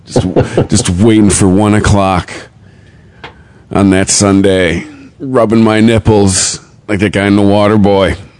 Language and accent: English; Michigan, United States; I'm from Michigan